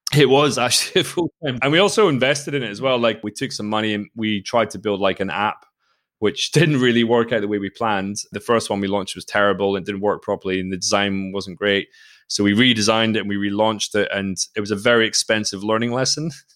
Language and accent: English; Forres, Scotland, United Kingdom; moved away as an adult; also born or lived in Australia / Spain; I grew up in Speyside, uh, in the northeast of Scotland